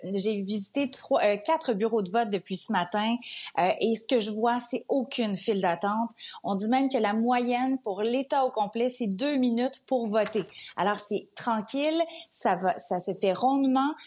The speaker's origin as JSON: {"language": "French", "country": "Canada"}